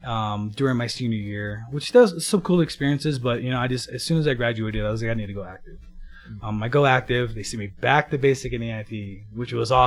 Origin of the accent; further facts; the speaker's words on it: Kona, Hawaii, United States; Yeah, so I was born and raised in Kona, Hawaii. It's a small town on the Big Island, Hawaii.